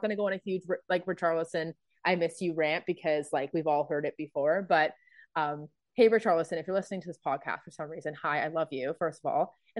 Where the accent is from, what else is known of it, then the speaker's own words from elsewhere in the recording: England, United Kingdom; now in Canada; I'm originally from England, but then moved to Canada in early 2001.